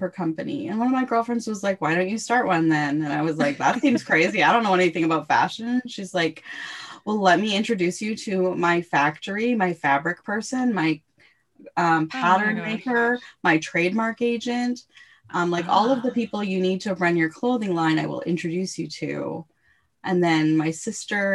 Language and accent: English; Canada; as a Canadian